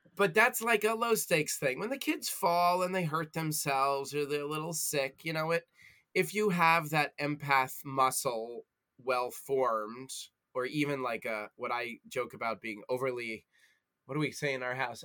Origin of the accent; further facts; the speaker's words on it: United States; as an American, as a former retail worker, and yes, as a Jewish guy